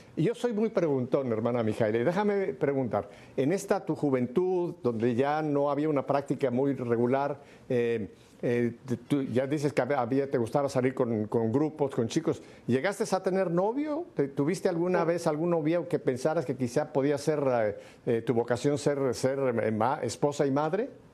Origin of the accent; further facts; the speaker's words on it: Mexico; Yo me recuerdo también de mi infancia en México